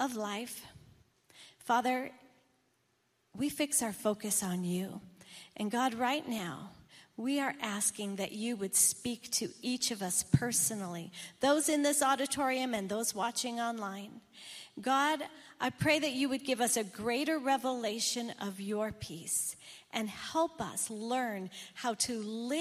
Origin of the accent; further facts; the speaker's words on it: Michigan, United States; I grew up in Michigan, and I grew up with white Christmases